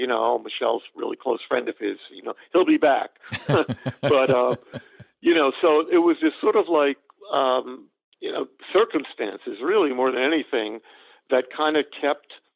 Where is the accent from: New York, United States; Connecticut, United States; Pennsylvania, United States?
New York, United States; New York City; growing up in Staten Island